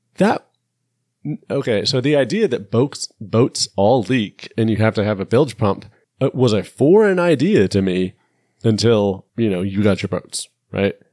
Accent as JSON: {"language": "English", "country": "United States", "said": "I'm American"}